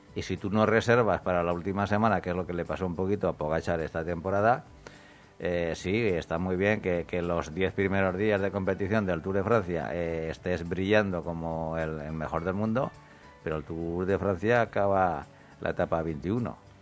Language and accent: Spanish; a small town near Murcia, Region of Murcia, Spain; yo soy de un pueblecito muy cercano a Murcia